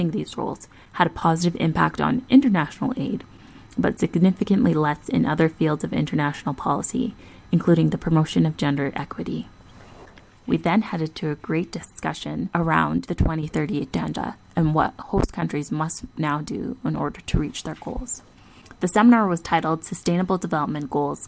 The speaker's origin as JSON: {"language": "English", "town": "Calgary", "region": "Alberta", "country": "Canada", "said": "I am from Calgary, Alberta"}